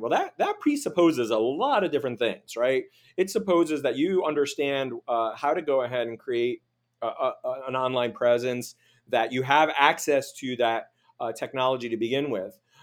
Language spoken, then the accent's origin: English; Miami Beach, Florida, United States; moved away; also born or lived in Los Angeles / Washington, D.C.; growing up in Miami Beach, and then living in L A and D C